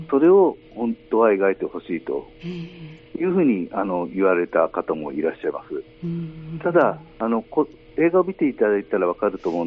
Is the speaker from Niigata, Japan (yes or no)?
no; Kobe, Hyogo, Japan; そして私のふるさとでもあるんですけれど、はい、えー、神戸の元町映画館では